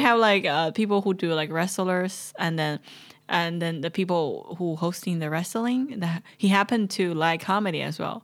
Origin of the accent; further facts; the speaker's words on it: Chongqing, China; moved away; welcome to my hometown